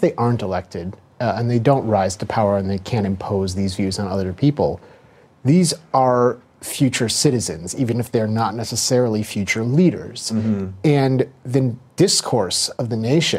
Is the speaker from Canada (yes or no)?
no; Skokie, Illinois, United States; I grew up in Skokie, Illinois